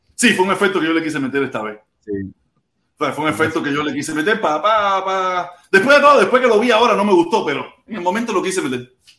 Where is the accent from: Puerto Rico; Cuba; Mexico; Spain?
Cuba; now in Miami, United States; muchos de los que estamos fuera de Cuba